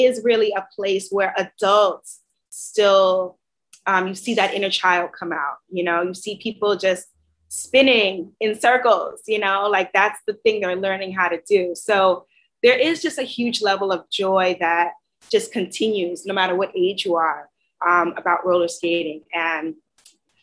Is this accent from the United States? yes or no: yes; New York City, New York, United States; I grew up in Queens.